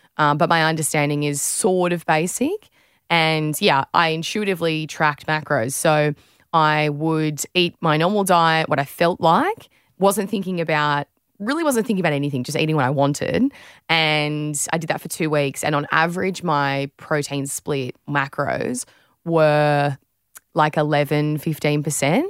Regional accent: Australia

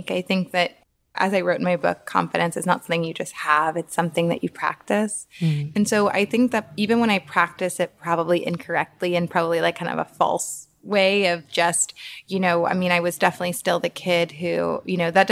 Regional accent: New Orleans, Louisiana, United States; now in New York, United States; I am from New Orleans, Louisiana, which is in the south of America, of the US. And I grew up in a place that is pretty racist

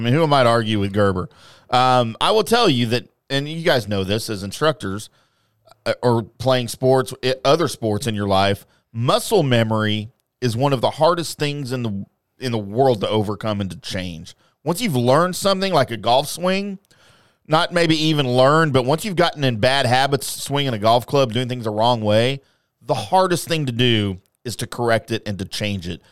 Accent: Louisiana, United States; now in Dallas, United States; I'm from Louisiana

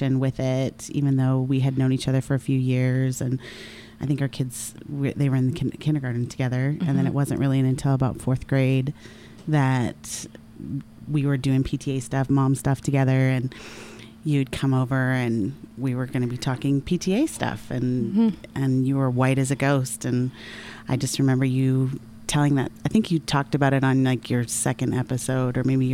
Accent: Canada; I'm Canadian as well

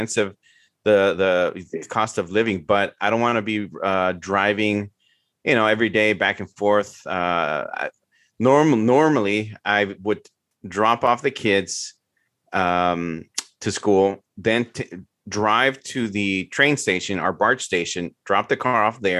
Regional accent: San Francisco, California, United States; Growing up in San Francisco

